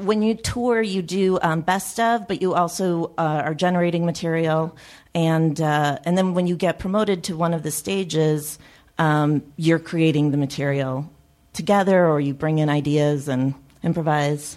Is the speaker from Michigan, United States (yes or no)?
no; Chicago, Illinois, United States; I grew up in Chicago